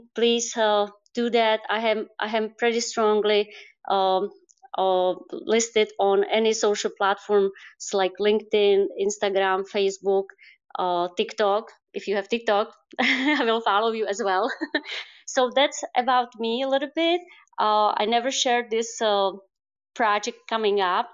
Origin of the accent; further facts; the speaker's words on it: Czechia; English is a second language; also born or lived in United States; I'm also from the Czech Republic. I'm back from United States